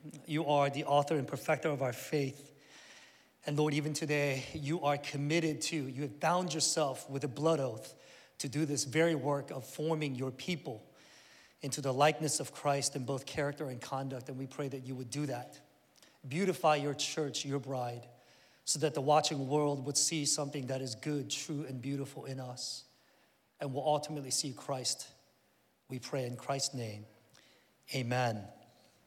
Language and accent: English; Northern Virginia, United States; moved away as an adult; also born or lived in Korea; I grew up here in Northern Virginia, went to Oakton High School